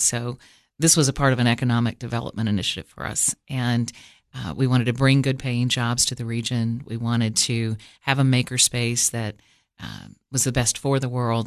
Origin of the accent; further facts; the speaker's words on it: Cookeville, Tennessee, United States; also born or lived in Washington, D.C. / Los Angeles; I was born in Cookville and raised mostly here. I went to five different high schools and moved around